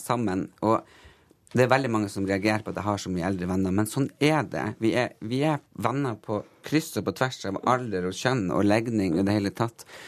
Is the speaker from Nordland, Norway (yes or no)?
yes; Tysfjord, Nordland, Norway; jeg er absolutt ikke fra Finnmark, jeg er fra Nordland.